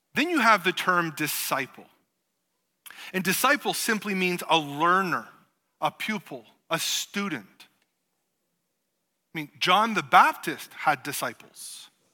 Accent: Canada; being Canadian

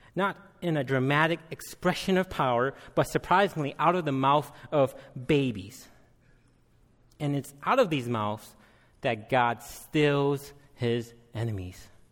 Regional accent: United States; also born or lived in Minneapolis, Minnesota; I am Hmong American

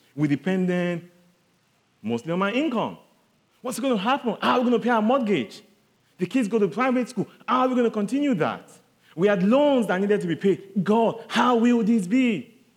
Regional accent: southern Nigeria, Nigeria; I come from Nigeria. I'm from the southern part of Nigeria

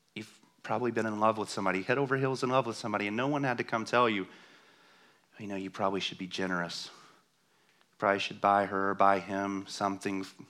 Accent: the South, United States; I'm from the South

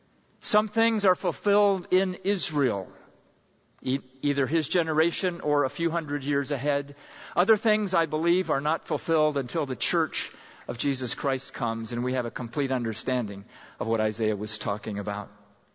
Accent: Pakistan; And I remember a time back in junior high school growing up in Pakistan, we went camping in the foothills of the Himalaya Mountains

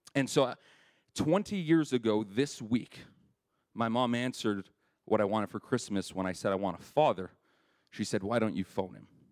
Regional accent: Winnipeg, Manitoba, Canada; I grew up in Winnipeg

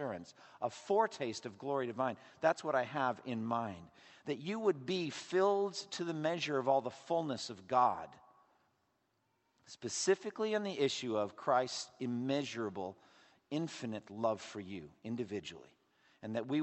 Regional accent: Massachusetts, United States; my home state of Massachusetts

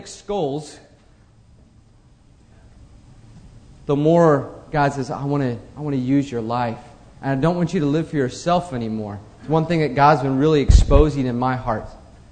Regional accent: United States; I'm an American

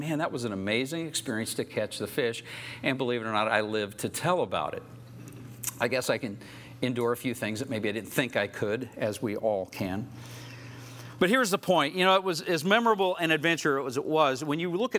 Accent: Oklahoma, United States; I grew up in Oklahoma

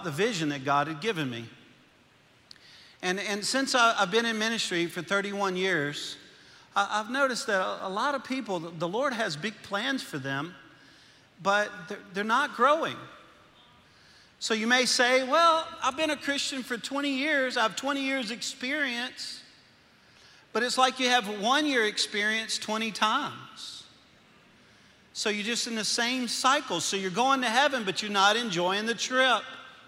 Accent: Louisiana, United States; accent: Cajun; moved away as an adult; now in Arkansas, United States; I'm from Louisiana. I'm a Cajun

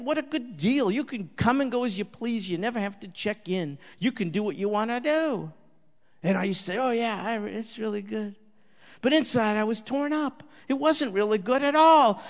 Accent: New York, United States; I was raised in New York, kind of a street kid

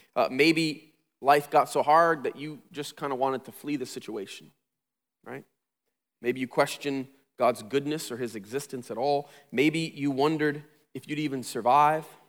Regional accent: Flint, Michigan, United States; I grew up in Flint

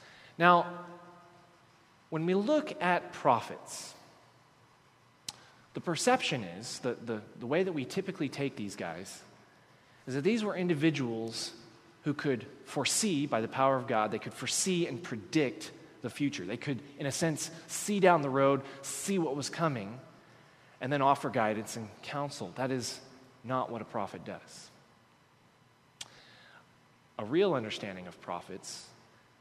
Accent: Texas, United States; I'm from Texas

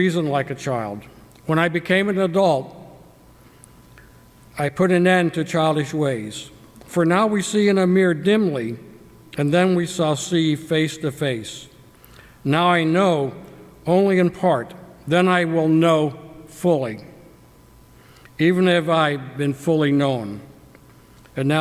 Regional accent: Cincinnati, Ohio, United States; I was born in Cincinnati, Ohio, prior to World War II.

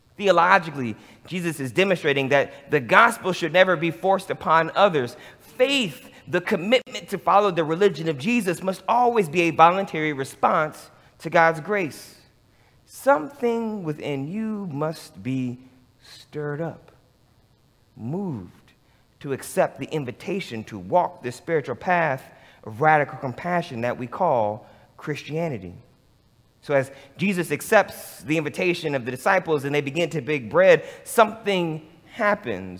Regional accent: Michigan, United States; moved away; also born or lived in Los Angeles; growing up in Michigan with a grandfather who was a sharecropper

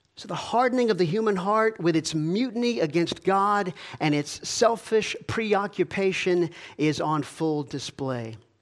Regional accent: Georgia, United States; I grew up in Georgia.

